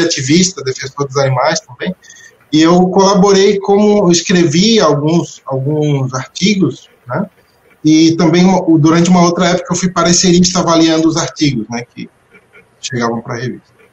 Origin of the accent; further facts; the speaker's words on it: Florianópolis, Santa Catarina, Brazil; nasci, nasci em Florianópolis